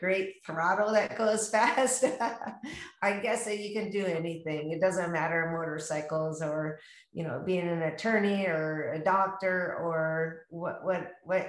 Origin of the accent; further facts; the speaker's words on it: Tacoma, Washington, United States; now in Scottsdale, United States; I am born and raised in Tacoma, Washington